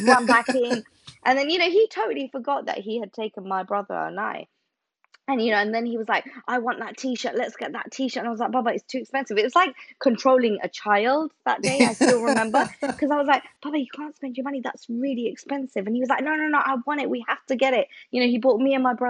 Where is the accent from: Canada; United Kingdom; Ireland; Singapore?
United Kingdom; England; I'm a British Bangladeshi.